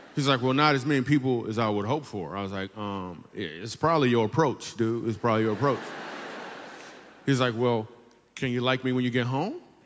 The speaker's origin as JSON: {"language": "English", "town": "Grand Rapids", "region": "Michigan", "country": "United States", "tie": "born or raised there", "said": "I grew up in Grand Rapids, Michigan"}